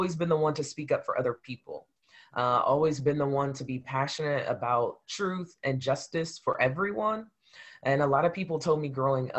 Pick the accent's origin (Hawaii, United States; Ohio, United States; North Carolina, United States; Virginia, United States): Ohio, United States; Columbus; I am from Columbus, Ohio, born and raised here.